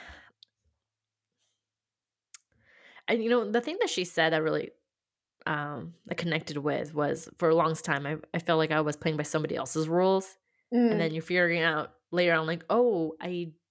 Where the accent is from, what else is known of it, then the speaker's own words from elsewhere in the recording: California, United States; I'm from California